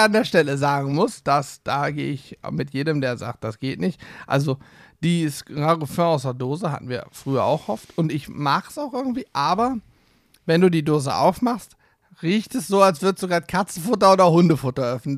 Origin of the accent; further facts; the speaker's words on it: Hesse, Germany; Ich bin ja eigentlich ein Hesse. Meine Eltern sind beide aus Hessen.